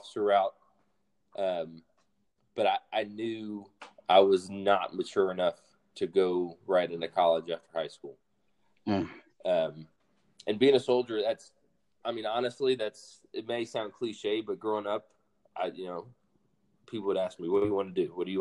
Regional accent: Mobile, Alabama, United States; moved away as an adult; also born or lived in Fort Rucker, Alabama; born and raised in Alabama, raised, like I said, majority of the time in Mobile

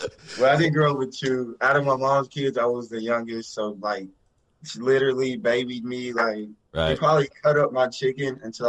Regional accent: Greenville, Texas, United States; Grew up, born and raised in Greenville, Texas. It's like a small town of like 28,000 people. It was kind of the country, basically. But grew up with five siblings. All grew up together, graduated from Greenville

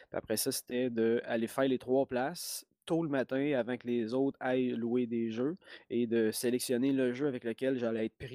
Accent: Lac-Bouchette, Quebec, Canada; mais je viens du lac Saint-Jean et d'un minuscule village qu'on appelle le, lac Bouchette. Puis là-bas, il n'y avait pas de club vidéo. Il était assez loin. La ville la plus proche, c'était Robertval.

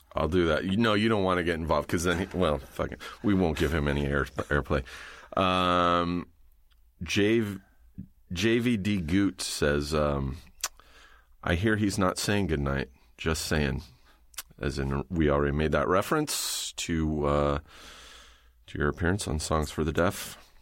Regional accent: Riverside, California, United States; I grew up in Riverside, you know, halfway between here and the desert

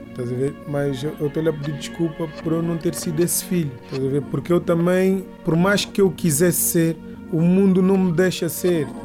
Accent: Angola; born there; eu quando nasci aqui em Angola, eu nasci sobre a bandeira portuguesa.

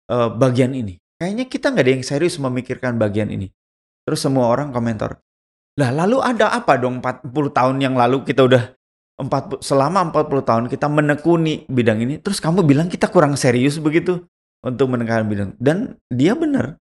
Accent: Java, Indonesia; saya orang Indonesia, udah gitu saya orang Jawa begitu.

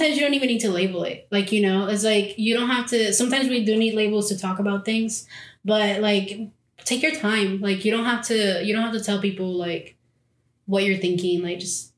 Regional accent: Mexico City, Mexico; because when you tell people like I'm from Mexico City, you're like, oh, it is Chilanga.

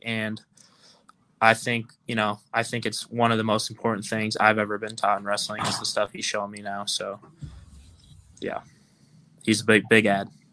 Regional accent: Altoona, Iowa, United States; moved away; I'm from Altoona, Iowa. I went to high school at Southeast Polk

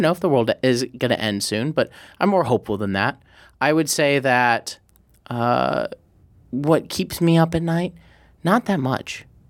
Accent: Midwest, United States; loved growing up in the Midwest

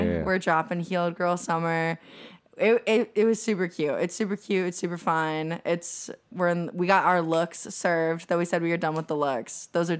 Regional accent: Ocala, Florida, United States; I'm from Central Florida, so it's called Ocala.

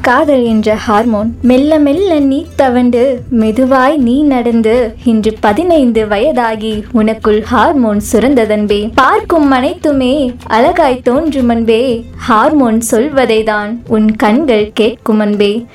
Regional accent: Coimbatore, Tamil Nadu, India; also born or lived in Sivakasi; நான் பிறக்கும்போது சிவகாசியில் இருந்தேன் மூணு வயசில் கோயம்புத்தூருக்கு வந்தேன் அப்போ இருந்து கோயம்புத்தூரில் தான்

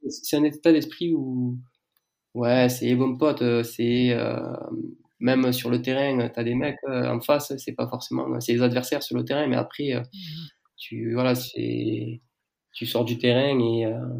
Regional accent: south of France, France; accent: southern French; je, j'ai 28 ans, je viens du sud de la France, je pense que ça, ça, s'entend euh, euh, au son de ma voix.

